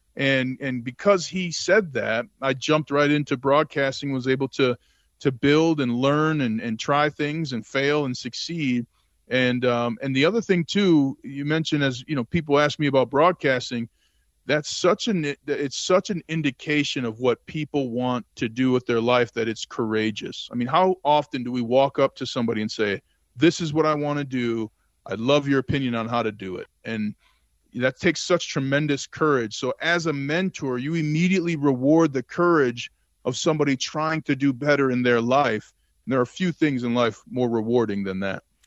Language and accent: English; Saint Paul, Minnesota, United States; I grew up in Saint Paul, Minnesota